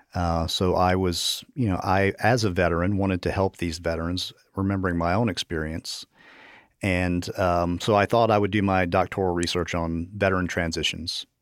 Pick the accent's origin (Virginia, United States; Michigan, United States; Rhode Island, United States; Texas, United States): Virginia, United States; I grew up in Virginia